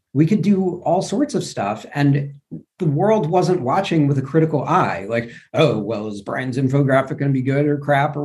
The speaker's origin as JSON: {"language": "English", "region": "New York", "country": "United States", "also_born_or_lived": "Louisville, Kentucky", "moved": "yes", "said": "I'm from New York originally"}